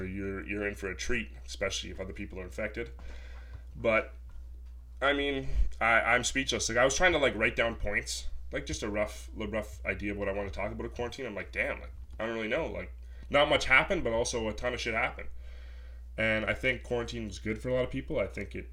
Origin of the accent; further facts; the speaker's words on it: Sault Ste. Marie, Ontario, Canada; moved away as an adult; now in Toronto, Canada; I'm originally from Sault Ste. Marie